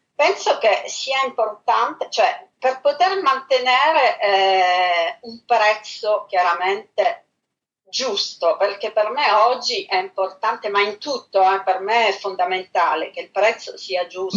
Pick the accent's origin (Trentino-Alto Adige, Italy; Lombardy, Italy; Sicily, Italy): Sicily, Italy; Palermo; moved away as an adult; now in Paris, France; Io sono palermitana al 100%.